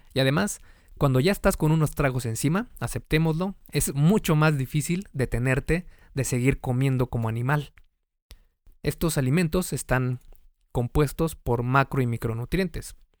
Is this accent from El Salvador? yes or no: no; Mexico; En México, por ejemplo, de donde soy